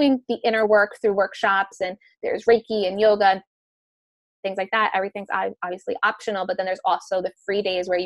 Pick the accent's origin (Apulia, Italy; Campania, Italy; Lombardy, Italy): Campania, Italy; Amalfi Coast; moved away; also born or lived in New York; I live, you know, back and forth between New York and the Amalfi Coast in Italy.